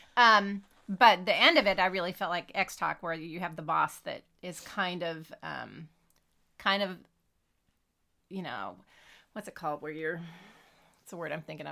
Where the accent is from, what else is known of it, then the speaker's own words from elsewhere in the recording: California, United States; growing up in California in the '70s